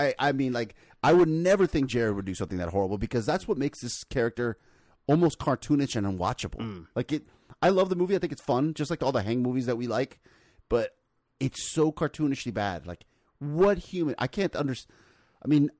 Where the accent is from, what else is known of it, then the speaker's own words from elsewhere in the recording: Miami, Florida, United States; I grew up in Miami